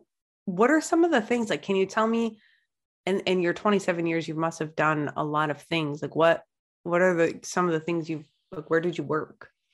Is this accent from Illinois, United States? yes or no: no; Maine, United States; I'm from Maine.